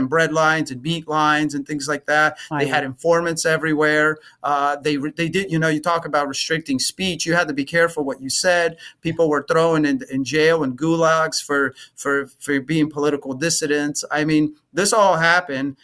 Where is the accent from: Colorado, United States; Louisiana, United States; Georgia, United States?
Georgia, United States; Atlanta; moved away as an adult; also born or lived in Romania; now in Wisconsin, United States; I was coming down from Atlanta, which is where I grew up